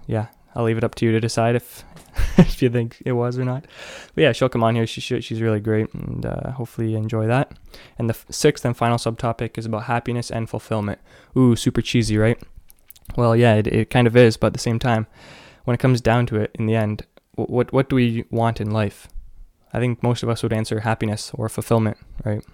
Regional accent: Canada; I'm from Canada

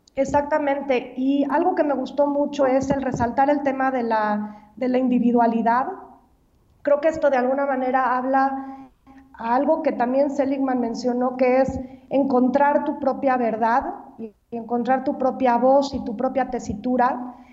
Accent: Mexico; nosotros viéramos como mexicanos

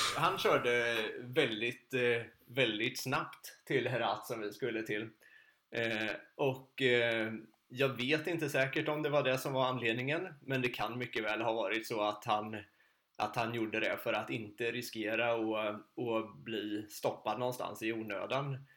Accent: Sweden; hemma i Sverige

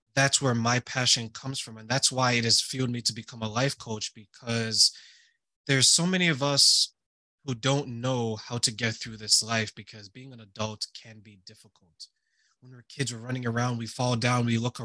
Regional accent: Ontario, Canada; also born or lived in Montreal, Quebec; when we moved from Montreal, Quebec to Ontario, I was living with people who were relatively strangers to me

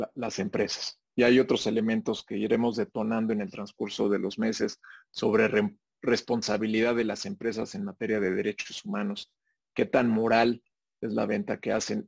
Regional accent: Mexico

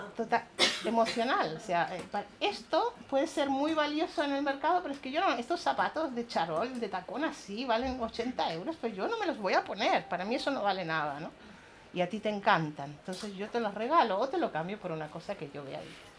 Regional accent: Chile; moved away; also born or lived in Cuba; yo soy chilena, nací en Cuba, pero soy chilena. En Chile vivíamos en una especie de comunidad

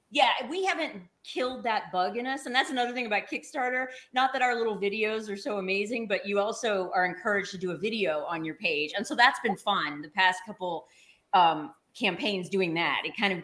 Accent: the South, United States; I'm from the South. LA is not really our bag.

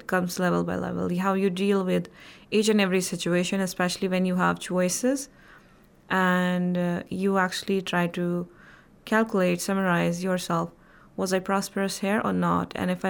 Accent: Indian Administrative Kashmir, Jammu and Kashmir, India; from Indian Administrative Kashmir.

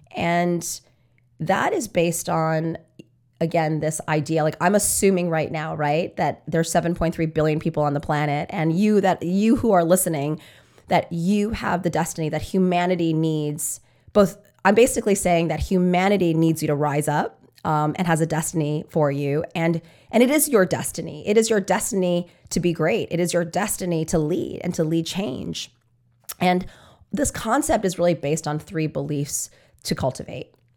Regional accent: New York City, New York, United States; I'm from New York

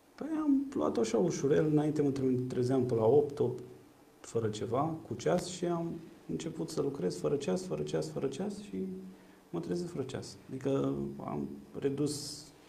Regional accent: Ploiești, Prahova, Romania; Eu sunt un ploieștean cu spirit civic

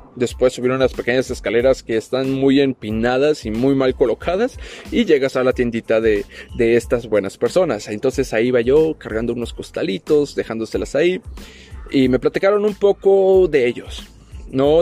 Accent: Tapachula, Chiapas, Mexico; moved away; cuando todavía vivía en mi pueblito, en mi ciudad Tapachula, Chiapas, México

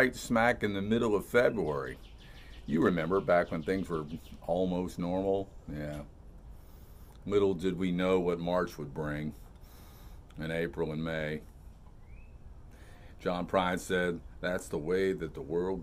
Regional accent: Melbourne, Florida, United States; I've been teaching and coaching down here in my hometown of Melbourne, Florida

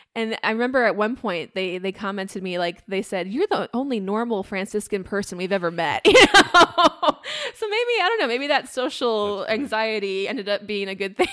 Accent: Iowa, United States; I grew up in Iowa

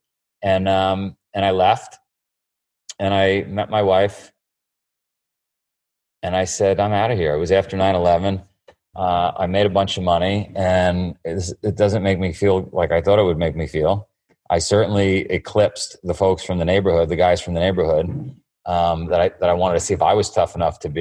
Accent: New York City, New York, United States; born or raised there

